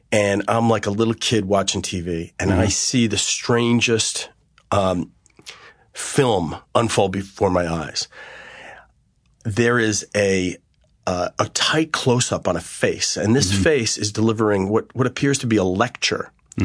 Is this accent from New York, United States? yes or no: yes; Garden City, New York, United States; I grew up on a beautiful scenic Long Island, which was an interesting place to grow up. Garden City.